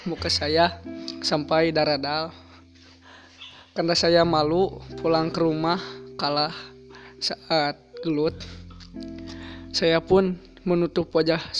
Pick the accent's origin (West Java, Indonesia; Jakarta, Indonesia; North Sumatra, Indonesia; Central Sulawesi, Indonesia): West Java, Indonesia; Bogor; born there; Saya lahir di Bogor tapi tinggal di Burujul, entah kenapa.